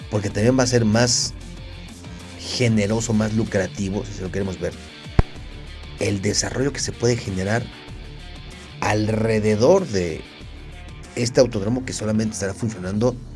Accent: Mexico; pero como mexicano creo que va a salir cariñoso.

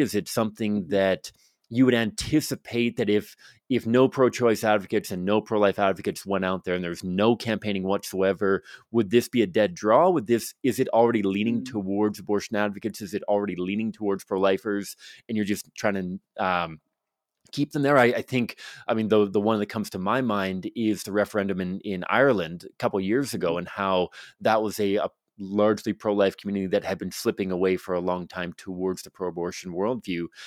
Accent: Victoria, British Columbia, Canada; now in Alberta, Canada; I'm from Victoria, British Columbia growing up

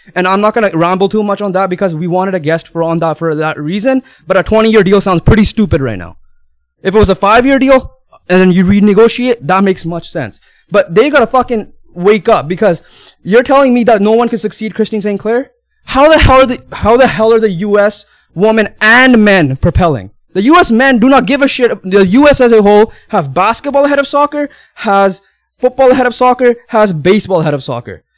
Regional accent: Canada; we are Canadian

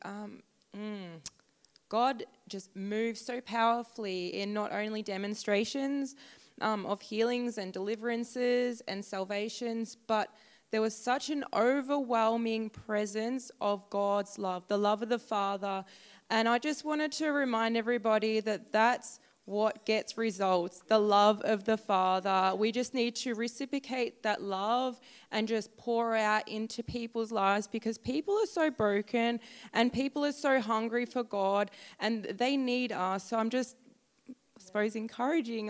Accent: Gold Coast, Queensland, Australia; I'm from the Gold Coast

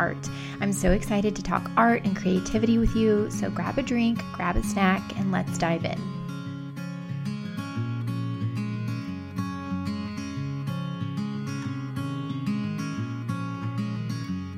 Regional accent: United States; I'm from the United States

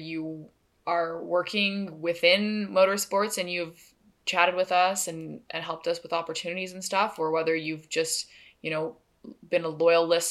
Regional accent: Canada; We are from Canada. We are from the coldest place in Canada during most times.

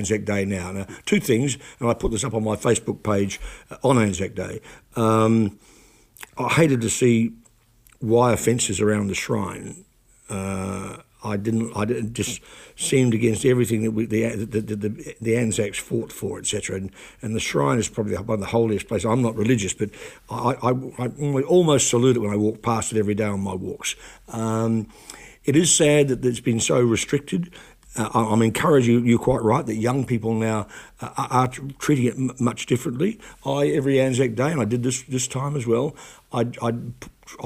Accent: New Plymouth, Taranaki, New Zealand; my hometown of New Plymouth

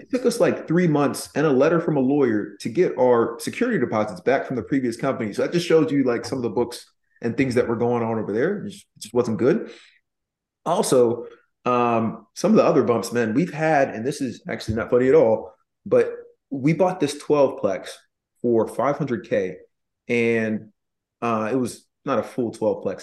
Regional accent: Nashville, Tennessee, United States; moved away; I was born in Nashville

